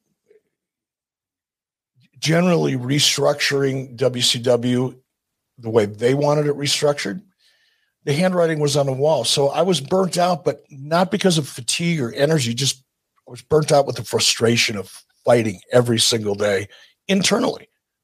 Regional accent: Detroit, Michigan, United States; I'm from Detroit

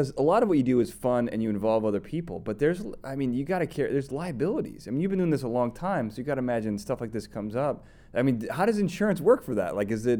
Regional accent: Chicago, Illinois, United States; Now I'm from Chicago.

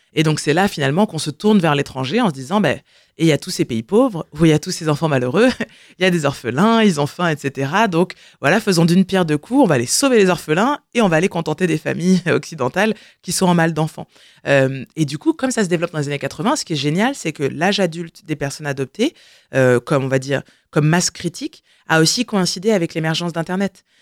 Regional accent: France; je suis née en France

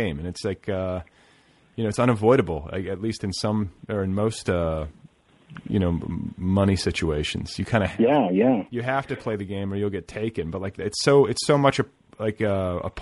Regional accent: Indiana, United States; moved away; also born or lived in Wisconsin; I remember the Walden Books at the mall that I spent so much time at. During my adolescence in Indiana

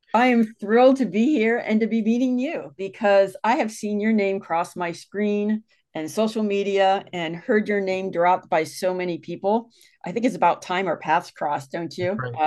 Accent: Westerville, Ohio, United States; I grew up in Ohio mm-hmm. and moved to a little town called Westerville

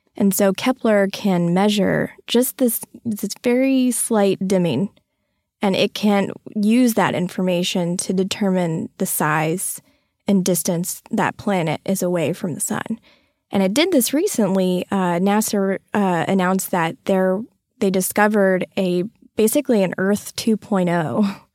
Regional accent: Texas, United States; also born or lived in Florida; I grew up in Texas all of my life

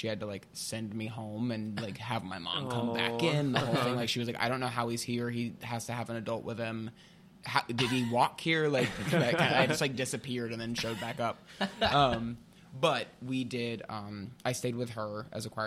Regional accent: Pigeon Forge, Tennessee, United States; moved away as an adult; now in New York, United States; I'm from Pigeon Forge, Tennessee, same hometown as Dolly Parton.

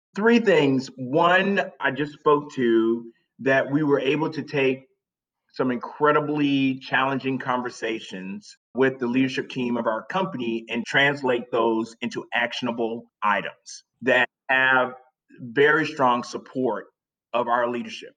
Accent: South Carolina, United States; moved away as an adult; now in New York, United States; I'm from South Carolina, grew up in South Carolina

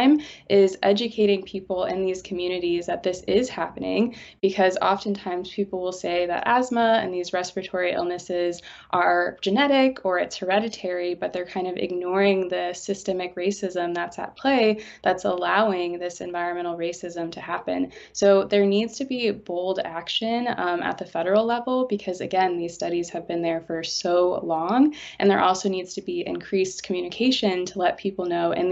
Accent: St. Louis, Missouri, United States; my hometown of St. Louis

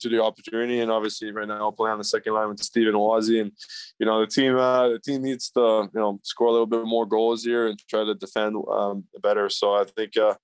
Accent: Montreal, Quebec, Canada; moved away; I grew up in the West Island. We actually call it the West Island. It's pretty English, so I picked it up there a lot.

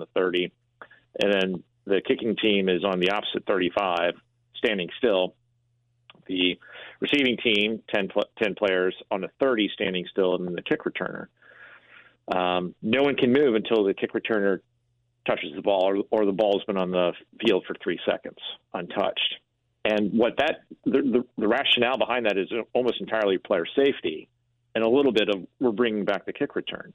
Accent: St. Louis, Missouri, United States; my hometown, what I knew about my hometown

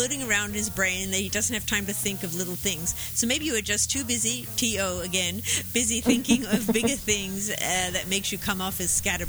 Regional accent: Australia; Were you asking me that as an Australian, like in case I said Yahoo?

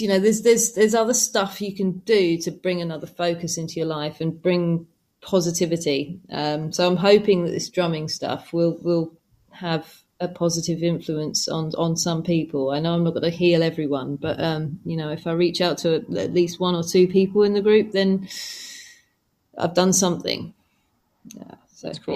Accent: England, United Kingdom; I'm from England

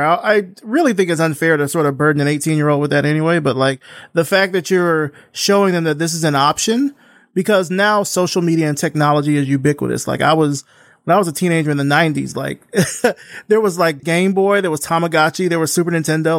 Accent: South Central Alabama, United States; I'm from South Alabama, well, like South Central Alabama

